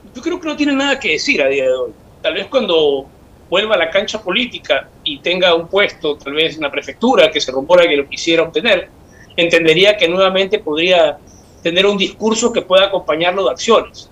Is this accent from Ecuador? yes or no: yes; Guayaquil, Guayas, Ecuador; como guayaquileño